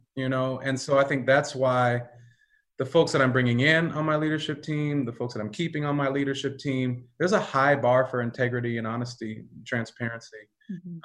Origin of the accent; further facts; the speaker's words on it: Pomona, California, United States; also born or lived in Diamond Bar, California; I grew up in LA County. I grew up in Pomona, California, um, Diamond Bar, California